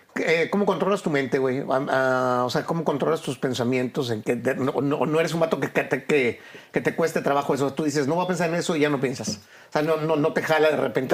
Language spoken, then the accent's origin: Spanish; Monterrey, Nuevo León, Mexico; yo vengo de Monterrey